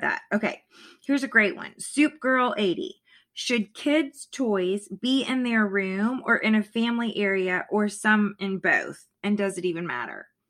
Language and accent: English; Florida, United States; now in Virginia, United States; I grew up in Florida.